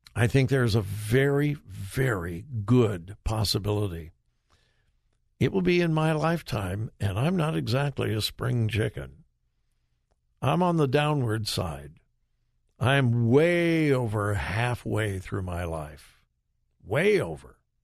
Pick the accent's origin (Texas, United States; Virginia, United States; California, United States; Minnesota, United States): California, United States; Southern; when I was growing up in Southern California